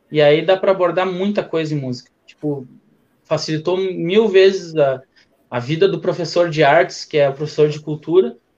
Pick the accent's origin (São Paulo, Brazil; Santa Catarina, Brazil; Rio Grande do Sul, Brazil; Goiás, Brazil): Rio Grande do Sul, Brazil; Porto Alegre; also born or lived in São Gabriel; eu sou natural de, de Porto Alegre, mas eu morei em São Gabriel.